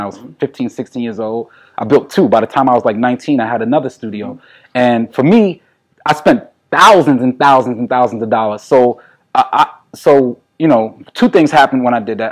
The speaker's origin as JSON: {"language": "English", "town": "New York City", "region": "New York", "country": "United States", "said": "As a New Yorker"}